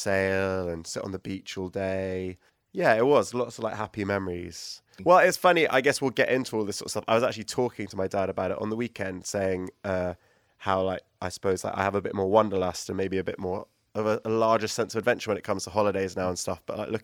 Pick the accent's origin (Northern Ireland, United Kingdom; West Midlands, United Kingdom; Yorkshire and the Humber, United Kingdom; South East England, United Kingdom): South East England, United Kingdom; New Forest; moved away; also born or lived in Southampton / Los Angeles; I was born in Southampton, which is like the nearest general hostel, but grew up in the New Forest.